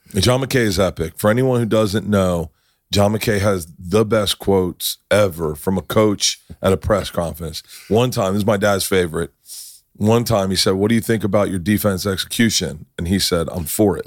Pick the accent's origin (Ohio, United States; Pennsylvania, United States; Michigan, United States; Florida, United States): Florida, United States; Tampa; I'm from Tampa